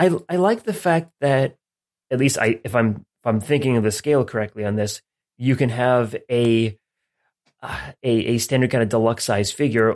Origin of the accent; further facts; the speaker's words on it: United States; as an American